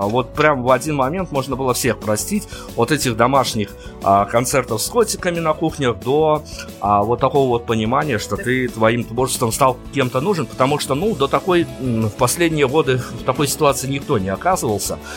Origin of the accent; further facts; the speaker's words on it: Belarus; кроме нас, кроме белорусов